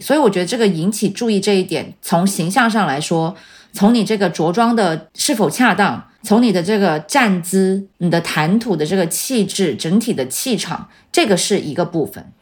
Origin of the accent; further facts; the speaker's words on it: Shenzhen, Guangdong, China; 我在深圳出生长大，然后我没有离开过这个环境